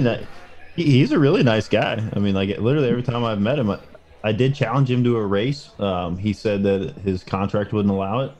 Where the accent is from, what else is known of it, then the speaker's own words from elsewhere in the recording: Cincinnati, Ohio, United States; we're from Cincinnati